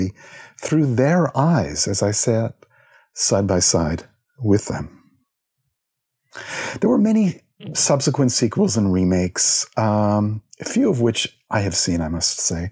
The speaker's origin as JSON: {"language": "English", "town": "Halifax", "region": "Nova Scotia", "country": "Canada", "tie": "born or raised there", "said": "my hometown of Halifax, Nova Scotia"}